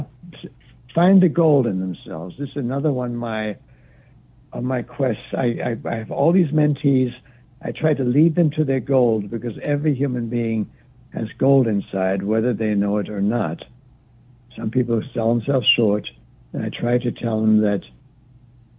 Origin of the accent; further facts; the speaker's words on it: Wittenberg, Saxony-Anhalt, Germany; now in United States; I'm from Wittenberg, Germany